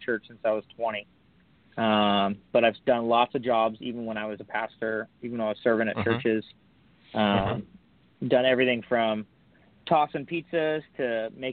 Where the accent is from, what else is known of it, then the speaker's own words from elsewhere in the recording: Huntington Beach, California, United States; I grew up in Huntington Beach, California. Surf City, USA